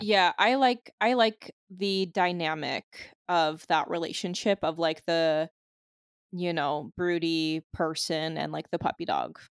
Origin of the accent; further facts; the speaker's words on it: Illinois, United States; I also grew up in Illinois, but my mascots were just racist